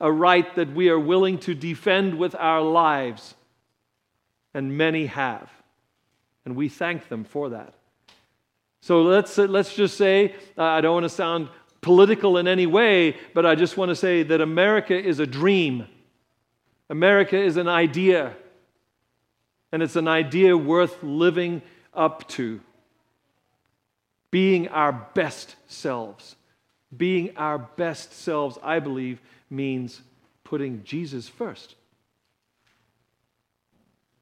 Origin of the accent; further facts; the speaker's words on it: United States; as an American